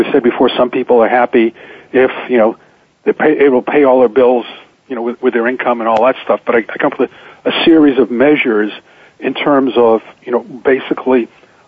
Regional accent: Boston, Massachusetts, United States; growing up in Boston, I went to this high school, which is the oldest high school in the country, called Boston Latin School

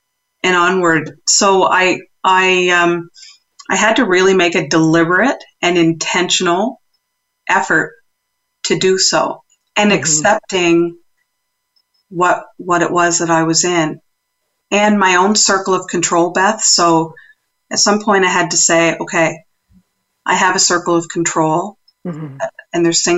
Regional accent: East Coast, United States; accent: East Coast; Well, now there's my East Coast accent coming out for those who are listening.

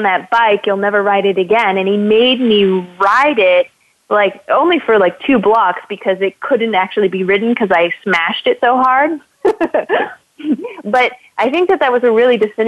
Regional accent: Northern California, United States; I grew up in Northern California

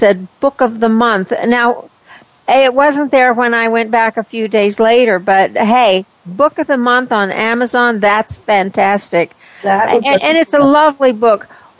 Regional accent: West Texas, United States; accent: twang; moved away; I came from West Texas, and when I heard myself, I thought, oh my gosh, I've got the twang

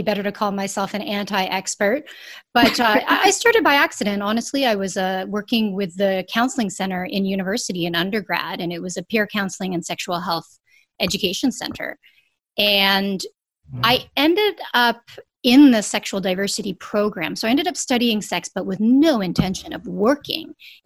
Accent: Canada; we're Canadian

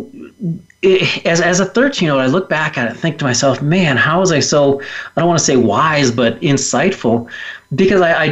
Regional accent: Willard, Ohio, United States; I was just a normal kid growing up in the Midwest in a little town called Willard, Ohio

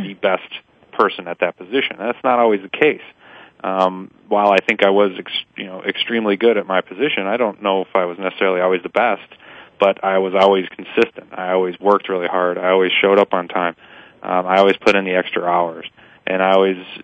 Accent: Milwaukee, Wisconsin, United States; moved away as an adult; now in Pittsburgh, United States; I grew up in Milwaukee, where the Green Bay Packers, you know, obviously were what we were watching and talking about

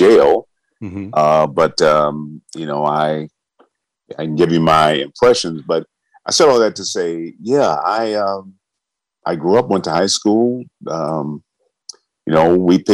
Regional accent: Benton Harbor, Michigan, United States; I was born in Benton Harbor, Michigan, which is directly across Lake Michigan from Chicago, a small town, one of the poorest towns in America

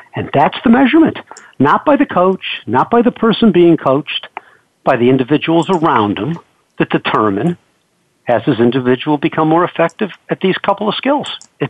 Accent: New York, United States; Well, in 1980, I came out from New York, like you said, in the film business

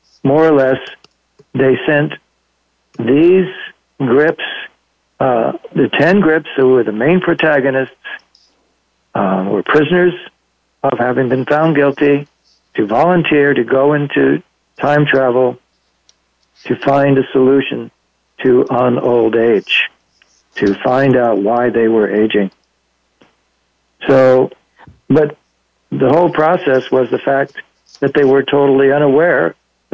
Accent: Los Angeles, California, United States; moved away; also born or lived in Monterey Peninsula; I was born and raised in Los Angeles

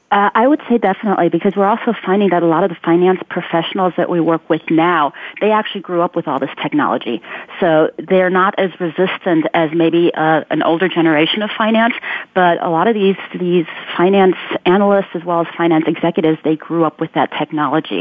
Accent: Ulm, Baden-Württemberg, Germany; moved away; I'm originally from Germany and Albert Einstein is from my hometown

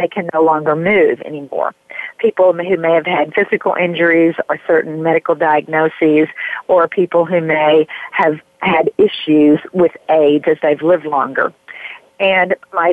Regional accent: Raccoon Valley, Tennessee, United States; also born or lived in New York / California; now in North Carolina, United States; I grew up in a little tiny place in Tennessee near the Smoky Mountains called Raccoon Valley

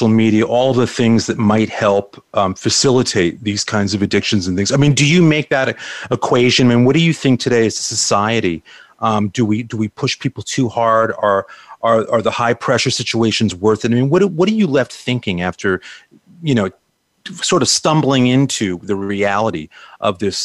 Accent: New York, United States; I grew up in New York, like you, in the 60s

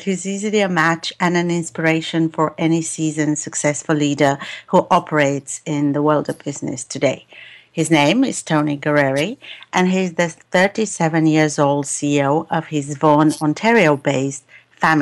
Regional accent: United Kingdom; as a Brit

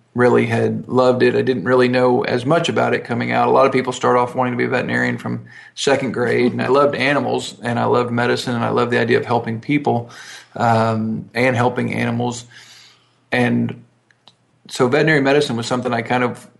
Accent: Texas, United States; also born or lived in Ohio; our family moved to Texas when I was about 6 months old. So the only recollection I have is of Texas

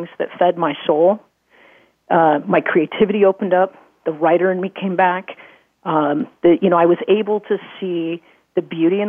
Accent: Midwest, United States; I grew up in the Midwest

